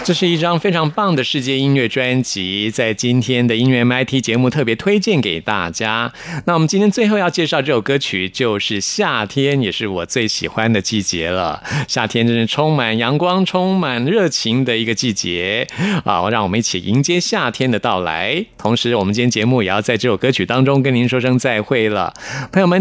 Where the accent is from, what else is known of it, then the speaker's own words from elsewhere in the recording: Taipei, Taiwan; 我是台北人，嗯。嗯，我， 我从小就是在冬天的时候就觉得会特别地忧郁，嗯。啊，因为台北就又湿又冷